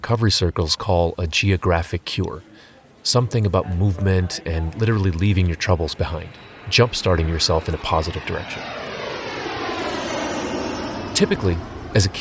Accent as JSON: {"language": "English", "country": "United States", "also_born_or_lived": "Boxborough", "moved": "as an adult", "said": "I was from America and fluent in English"}